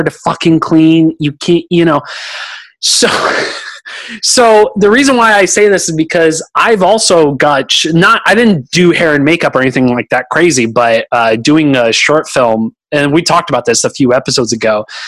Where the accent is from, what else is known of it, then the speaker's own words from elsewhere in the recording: Oakland, California, United States; now in Austin, United States; I'm a city kid. I came from Oakland, California